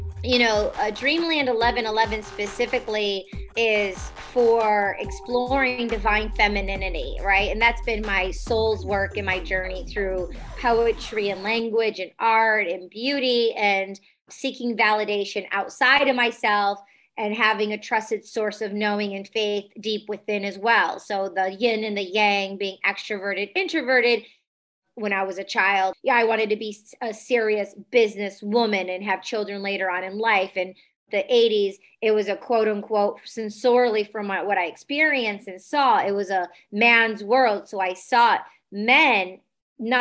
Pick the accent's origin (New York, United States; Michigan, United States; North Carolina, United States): Michigan, United States; Detroit; I grew up in Detroit, EDM scene